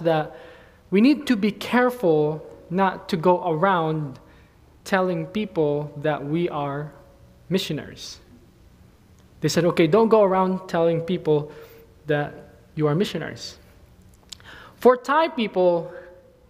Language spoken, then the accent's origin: English; Philippines; now in Thailand; as a Filipino, I prepared Filipino food